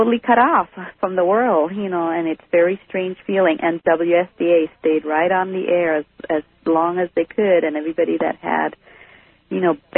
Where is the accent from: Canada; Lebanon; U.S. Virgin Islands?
U.S. Virgin Islands; Charlotte Amalie; now in Santa Rosa, United States; I'm from the U.S. Virgin Islands, from St. Thomas.